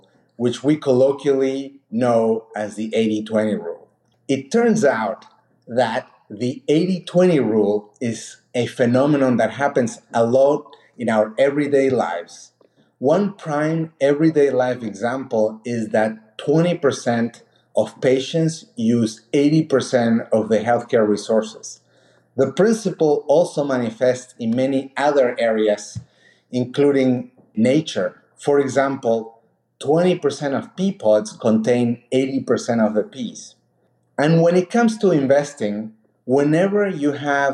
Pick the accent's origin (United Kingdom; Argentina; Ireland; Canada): Argentina; moved away as an adult; also born or lived in Mexico / Peru; now in United States; born in Mexico, raised in Argentina, and my parents are from Peru. I came to the US 20 years ago